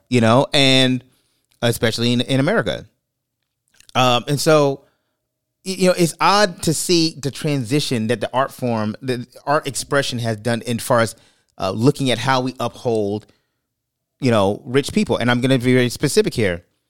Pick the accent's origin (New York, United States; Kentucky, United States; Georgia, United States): New York, United States; New York City; moved away; I'm from Brooklyn